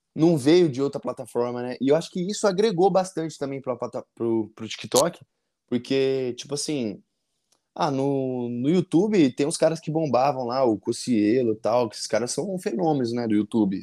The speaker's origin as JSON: {"language": "Portuguese", "town": "Avaré", "region": "São Paulo", "country": "Brazil", "said": "Eu sou de, de Avaré, interior de São Paulo"}